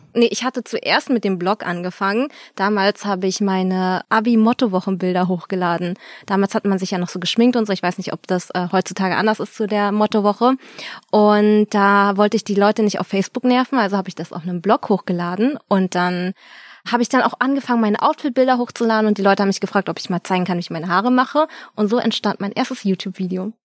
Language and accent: German; Berlin, Germany; moved away as an adult; now in Cologne, Germany; ich bin gebürtige Berlinerin, Yay! habe 25 Jahre oder so hier gewohnt